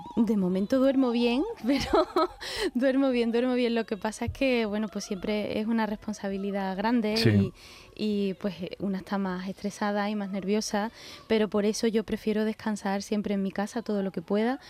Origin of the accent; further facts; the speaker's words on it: Seville, Andalusia, Spain; Sevilla, que es mi tierra